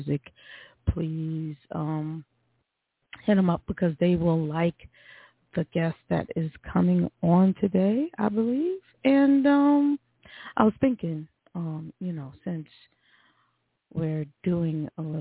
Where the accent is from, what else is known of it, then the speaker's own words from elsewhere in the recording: New York, United States; moved away; as a New Yorker, someone who was in New York on 9/11, who lived there, that's my hometown